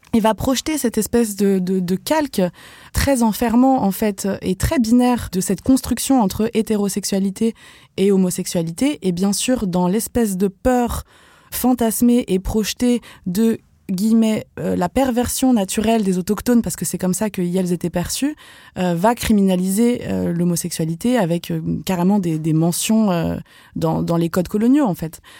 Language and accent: French; Vendée, Pays de la Loire, France; moved away; also born or lived in Algeria; j'ai grandi en Vendée